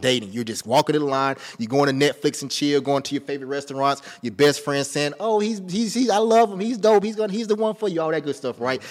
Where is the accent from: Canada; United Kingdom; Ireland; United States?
United States; Rock Hill, South Carolina; I'm from Rock Hill, South Carolina, like fifteen minutes outside of Charlotte.